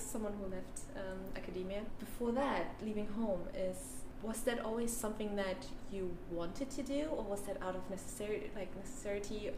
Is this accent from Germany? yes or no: yes; Berlin, Germany; I am from Berlin and I studied in Berlin, so I can stay close to home